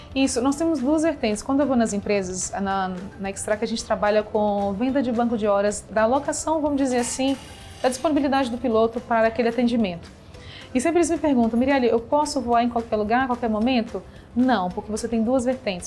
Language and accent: Portuguese; Minas Gerais, Brazil; now in São Paulo, Brazil; sou mineira e me formei em administração e comércio exterior